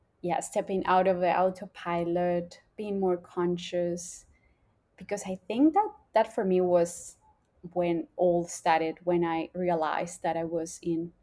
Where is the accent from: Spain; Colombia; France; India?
Colombia; now in Australia; I grew up in Colombia, a smaller town, like compared to Australia